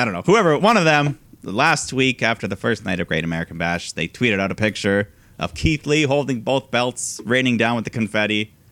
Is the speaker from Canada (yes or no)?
yes; Canada; our culture as a Canadian nation